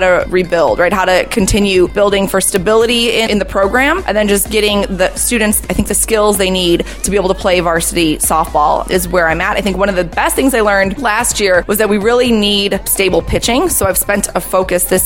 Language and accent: English; Lansing, Illinois, United States; I grew up in Lansing, Illinois, so I went to TF South High School